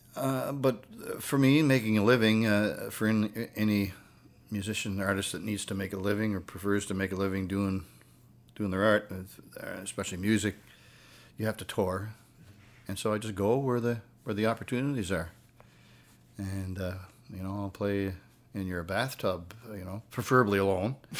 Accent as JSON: {"language": "English", "town": "Sydney", "region": "Nova Scotia", "country": "Canada", "tie": "born or raised there", "said": "I was born and raised in, uh, Cape Breton Island, Nova Scotia. I was born in Sydney."}